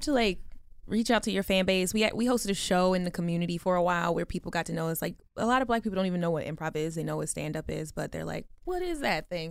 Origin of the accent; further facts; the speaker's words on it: Baltimore, Maryland, United States; moved away; I'm from Baltimore